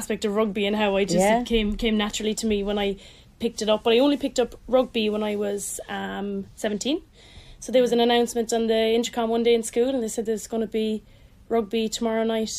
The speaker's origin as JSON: {"language": "English", "town": "Mallow", "region": "Munster", "country": "Ireland", "said": "I'm from Mallow, County Cork."}